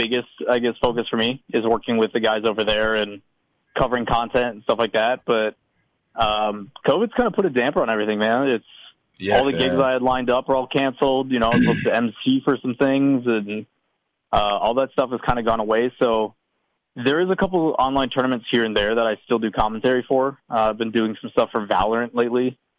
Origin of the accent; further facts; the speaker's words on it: Wisconsin, United States; I'm born and raised in Wisconsin, too, man.